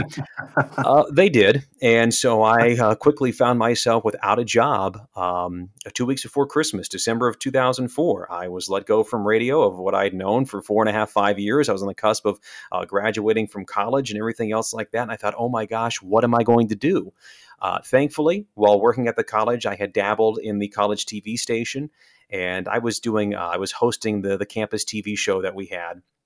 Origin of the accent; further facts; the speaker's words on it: Salina, Kansas, United States; moved away as an adult; also born or lived in North Dakota; now in Milwaukee, United States; I'm born and raised in Kansas, so I'm a Kansas boy by heart. I'm from Salina